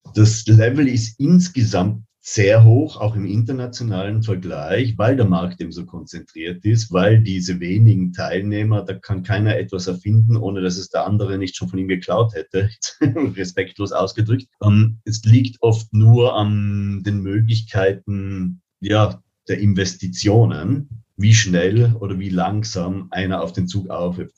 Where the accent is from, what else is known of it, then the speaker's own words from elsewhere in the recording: Tyrol, Austria; ich bin gebürtiger Tiroler